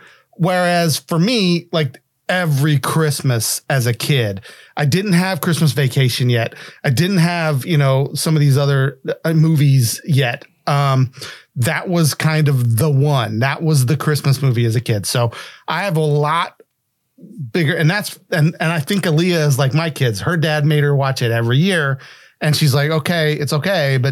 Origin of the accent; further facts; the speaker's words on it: West Virginia, United States; I grew up in West Virginia